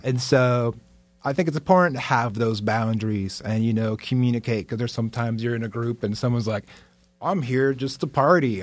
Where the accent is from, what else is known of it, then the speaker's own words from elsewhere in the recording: Lake Worth, Florida, United States; also born or lived in Manhattan, New York / Dominican Republic; Lake Worth. That's, like, my hometown, L Dub